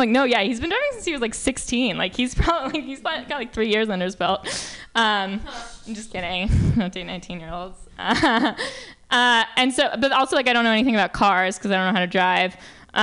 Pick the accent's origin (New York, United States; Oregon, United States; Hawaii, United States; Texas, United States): New York, United States; I'm from New York